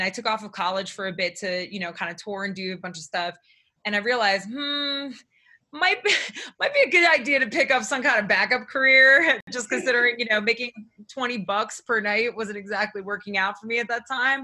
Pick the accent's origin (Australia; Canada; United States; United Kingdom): United States; Newark, New Jersey; also born or lived in New York; I grew up in New Jersey, right outside of Newark, New Jersey